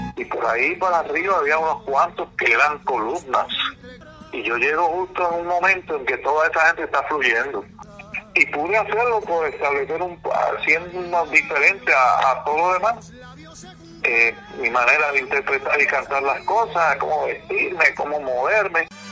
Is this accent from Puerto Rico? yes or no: yes; Mayagüez, Puerto Rico; Mayagüezano puro, de la Sultana del Oeste, nací en el barrio Balboa, y para el entonces que yo me criaba